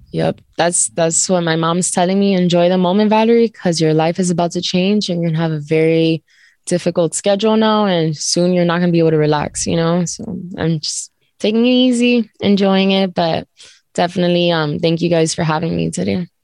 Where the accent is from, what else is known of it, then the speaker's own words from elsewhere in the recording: Miami, Florida, United States; I was born in Miami and raised okay. there, but my grandparents were all immigrants from Cuba.